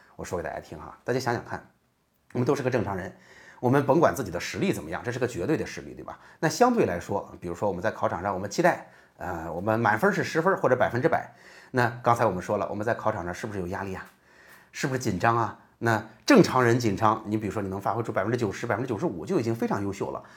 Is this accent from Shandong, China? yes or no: yes; Jinan, Shandong, China; 我是济南的育英中学的